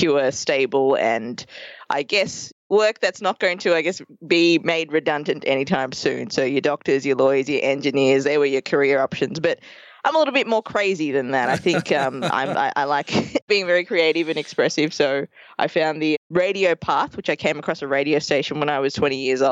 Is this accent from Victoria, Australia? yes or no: yes; Melbourne, Victoria, Australia; accent: Australian; moved away as an adult; also born or lived in Colombo, Sri Lanka; now in New York City, United States; we moved to Australia when I was 2 years old, and I grew up for 30 years there. And in that time, we grew up in a few towns across Melbourne.